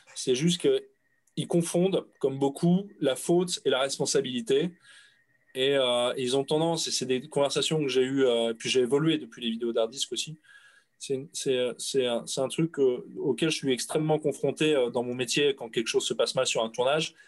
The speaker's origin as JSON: {"language": "French", "country": "France", "said": "Mes parents sont français, mes grands-parents sont français, mes arrière-grands-parents sont français. Tu me demandes mon origine. Je suis français"}